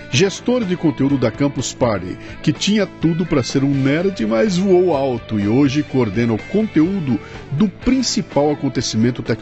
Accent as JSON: {"language": "Portuguese", "town": "Janaúba", "region": "Minas Gerais", "country": "Brazil", "tie": "born or raised there", "said": "Nasci numa cidadezinha no norte de Minas chamada Janaúba."}